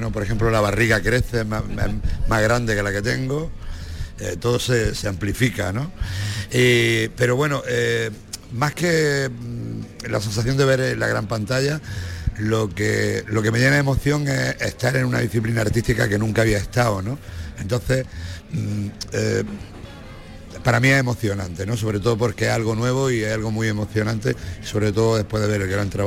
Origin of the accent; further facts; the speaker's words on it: Granada, Andalusia, Spain; yo soy tan granadino que cuando voy a Jaén me echo el pasaporte